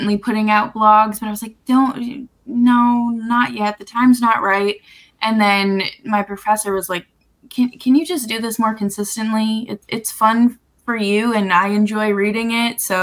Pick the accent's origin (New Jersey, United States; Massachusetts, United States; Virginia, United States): Massachusetts, United States; Boston; my childhood growing up in Boston